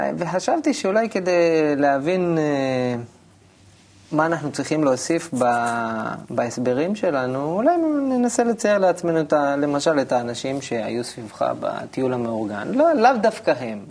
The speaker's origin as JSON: {"language": "Hebrew", "town": "Elyashiv", "region": "Central District", "country": "Israel", "tie": "born or raised there", "moved": "yes", "lives_now": "Kfar Saba, Israel", "said": "אני נולדתי במושב בעמק חפר, מושב אלישיב"}